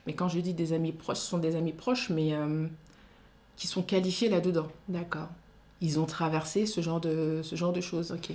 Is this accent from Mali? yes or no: yes; Mali; first language Soninke; French is a second language; Je suis malienne, donc je parle le dialecte du Soninké